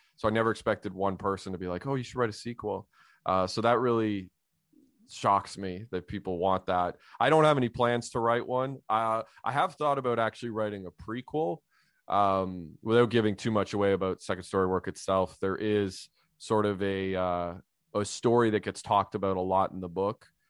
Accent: Ottawa Valley, Ontario, Canada; I grew up in a, a Polish community myself, uh, in the Ottawa Valley.

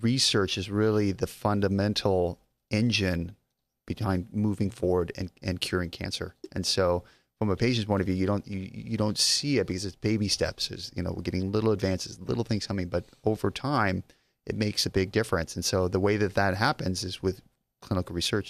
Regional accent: Las Vegas, Nevada, United States; I'm actually from Las Vegas

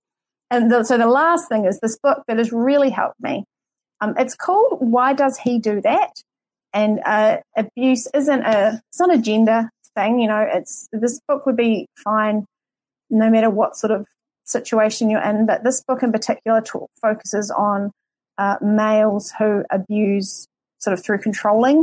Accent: New Zealand; accent: New Zealand; my New Zealand accent

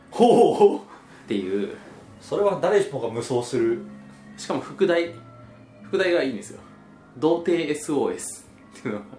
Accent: Shizuoka, Japan; also born or lived in Kagoshima Prefecture; 年末年始はまあ僕はまあ静岡に帰ったんですけども、ええ、まあ静岡育ちなんですよ

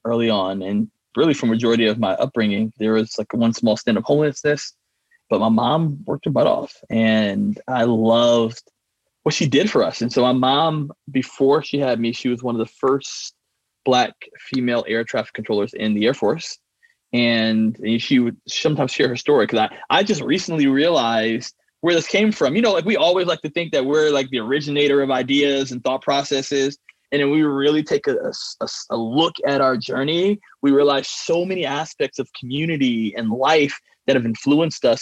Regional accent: Michigan, United States; moved away as an adult; I grew up in Michigan

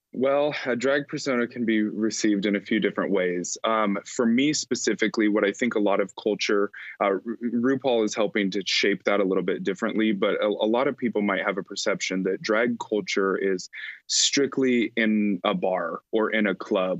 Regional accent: Alliance, Nebraska, United States; had organized and founded a nonprofit youth choir in my hometown of Alliance, Nebraska

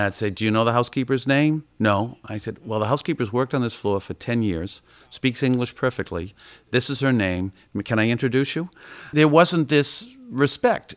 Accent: Boston, Massachusetts, United States; I was a kid from Dorchester growing up

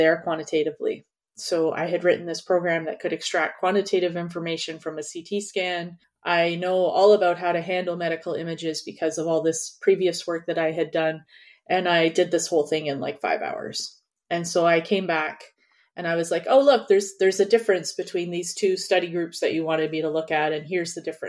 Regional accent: Canada; moved away; also born or lived in New York; I'm Canadian.

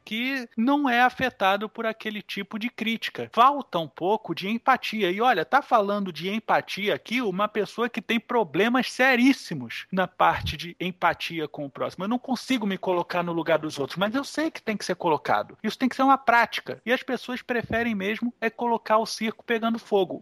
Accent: Brazil; como brasileiro que sou

